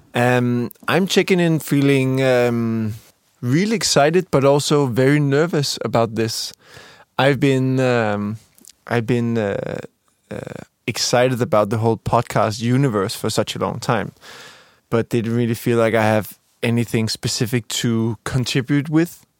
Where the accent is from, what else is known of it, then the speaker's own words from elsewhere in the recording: Copenhagen, Capital Region of Denmark, Denmark; moved away as an adult; now in Stockholm, Sweden; I'm from Denmark, uh, from Copenhagen, currently living here in, uh, working here in Stockholm, Sweden